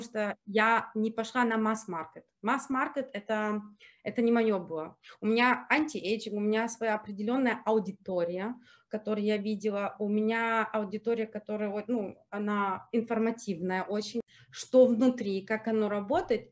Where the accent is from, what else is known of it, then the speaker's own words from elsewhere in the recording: Germany; also born or lived in Ukraine / Zurich, Switzerland; Я как выросла в Германии, я, ну, я практически, я в шесть лет переехала в Германии, и я тут пошла в школу, окончила университет, работала.